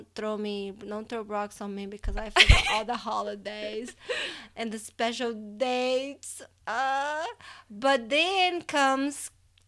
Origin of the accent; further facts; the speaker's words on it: Fortaleza, Ceará, Brazil; moved away; I was born in Fortaleza, in the state of Ceará. That's in the northeast side of Brazil.